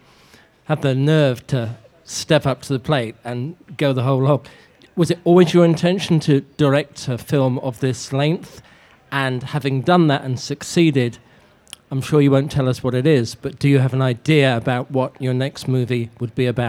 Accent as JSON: {"language": "English", "region": "England", "country": "United Kingdom", "said": "I'm English, though, as you can tell."}